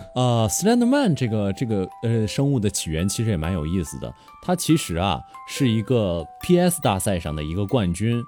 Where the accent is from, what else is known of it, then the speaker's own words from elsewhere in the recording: Northeast China, China; 我本来也是东北人嘛